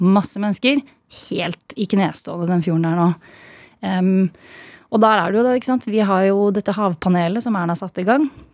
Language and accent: Norwegian; Østfold, Norway; moved away as an adult; also born or lived in Bergen; jeg er fra Østfold